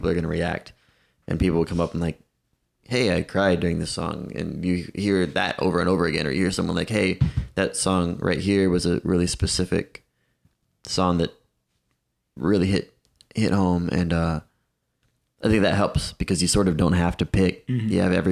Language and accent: English; Titusville, Florida, United States; moved away as an adult; also born or lived in Melbourne, Florida / Tampa, Florida / California; now in Nashville, United States; I was born in Titusville and lived there till I was maybe 13, 12 or 13